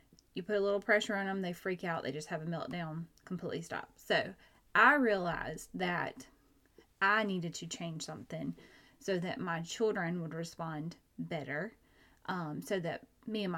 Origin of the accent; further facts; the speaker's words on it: Georgia, United States; I'm from Georgia